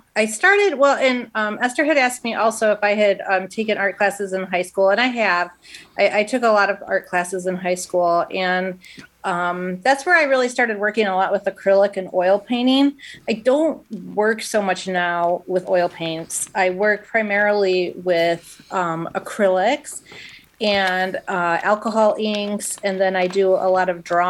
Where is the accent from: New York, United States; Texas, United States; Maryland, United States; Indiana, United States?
Indiana, United States; Schererville; I am from Schererville, Indiana, and born and raised